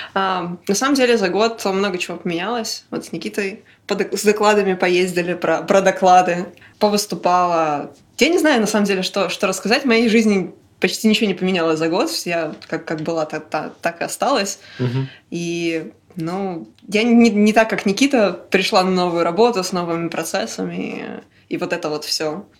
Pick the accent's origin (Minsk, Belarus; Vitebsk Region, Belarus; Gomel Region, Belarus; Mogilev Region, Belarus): Minsk, Belarus; я родилась в Минске